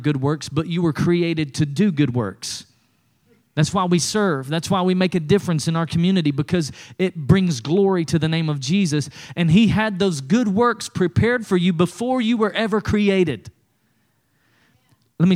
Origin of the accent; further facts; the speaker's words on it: East Tennessee, United States; When I was growing up in East Tennessee